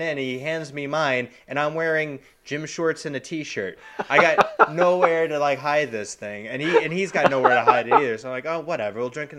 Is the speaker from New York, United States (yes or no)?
yes; Long Island, New York, United States; People can know we're from Long Island